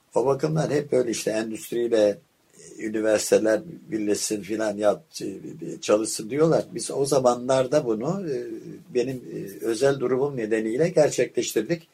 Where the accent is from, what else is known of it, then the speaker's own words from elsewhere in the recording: Istanbul, Turkey; now in Bozcaada, Turkey; Ben 1927 İstanbul doğumluyum